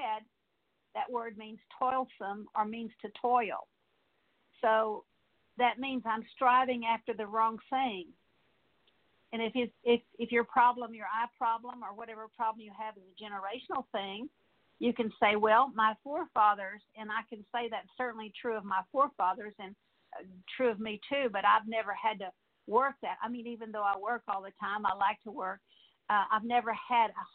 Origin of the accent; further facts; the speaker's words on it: San Antonio, Texas, United States; I grew up in San Antonio, Texas, and I didn't see beautiful birds like we have in East Texas